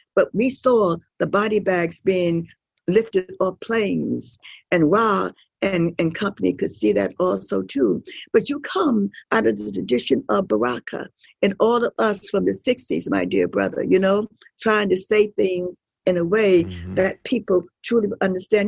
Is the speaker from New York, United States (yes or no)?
yes; New York, United States; we're from New York